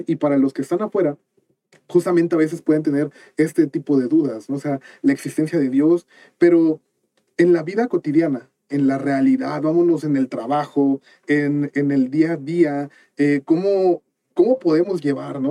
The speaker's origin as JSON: {"language": "Spanish", "town": "Cuernavaca", "region": "Morelos", "country": "Mexico", "said": "yo soy de Cuernavaca"}